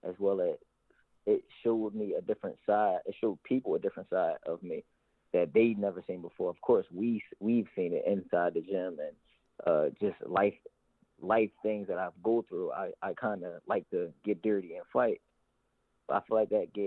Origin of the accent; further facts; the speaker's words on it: Philadelphia, Pennsylvania, United States; How we grew up in Philadelphia